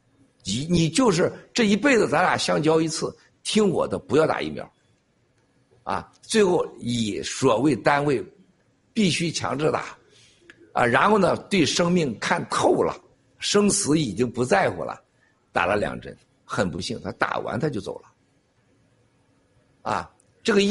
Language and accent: Chinese; China; 经历几千年，我们中国人是什么学呀？